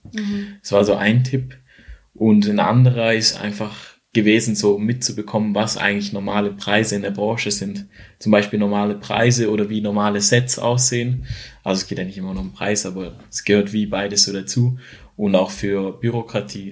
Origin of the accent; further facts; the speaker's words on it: near Schaffhausen, Switzerland; Ich komme aus der Nähe von Schaffhausen oder wohne in der Nähe von Schaffhausen und habe hier eigentlich auch alles oder mein, mein Freundeskreis aufgebaut